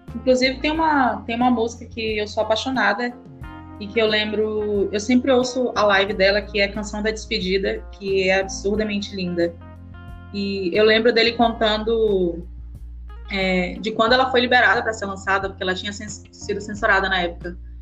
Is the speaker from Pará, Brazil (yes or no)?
yes; Pará, Brazil; eu sou do Pará